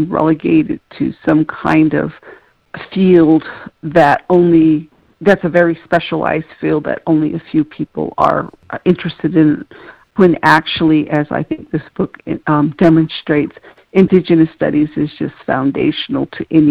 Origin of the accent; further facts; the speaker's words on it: Tohatchee, New Mexico, United States; moved away; I'm originally from Tohatchee, which is on the Navajo Nation on the New Mexico side